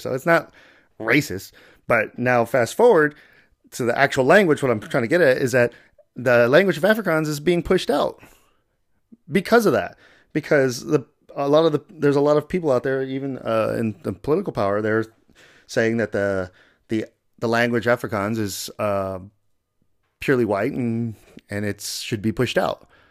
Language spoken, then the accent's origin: English; United States; I'm from here. I'm American